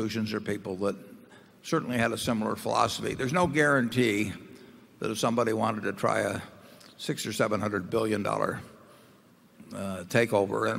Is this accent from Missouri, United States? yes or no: no; Nebraska, United States; as Nebraskans